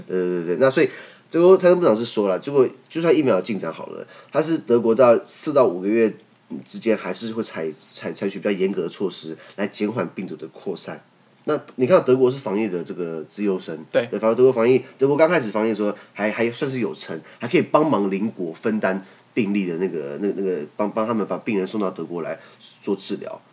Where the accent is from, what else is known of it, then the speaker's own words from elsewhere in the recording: Taiwan; 我们台湾这边